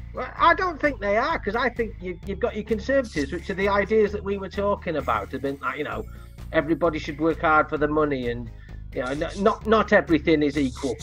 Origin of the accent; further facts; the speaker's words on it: Leeds, Yorkshire and the Humber, United Kingdom; I, am from Leeds, but my, my mother's family was just over the border